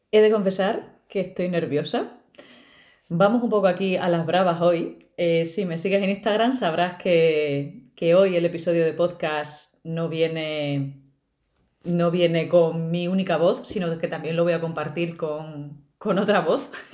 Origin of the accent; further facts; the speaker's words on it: Extremadura, Spain; moved away; soy extremeña y cuando voy bajando al pueblo se me empiezan a caer las letras